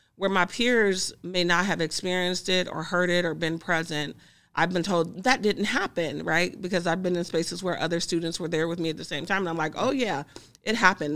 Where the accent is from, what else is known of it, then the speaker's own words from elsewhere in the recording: Greenville, Mississippi, United States; now in Kansas, United States; I'm originally from Mississippi